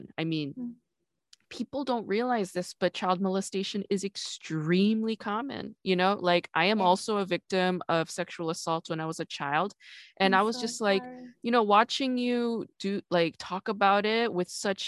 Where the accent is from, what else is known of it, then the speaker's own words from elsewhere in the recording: New York, United States; also born or lived in South Korea; now in Los Angeles, United States; I grew up in New York